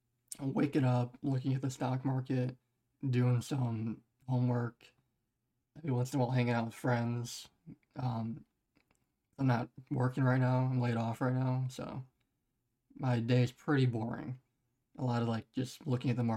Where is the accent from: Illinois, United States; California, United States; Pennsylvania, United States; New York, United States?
Illinois, United States; Chicago; I'm from Chicago